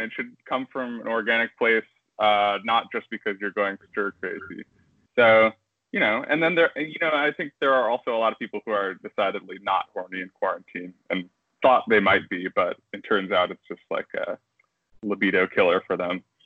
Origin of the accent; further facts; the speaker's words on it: New Jersey, United States; I'm from Jersey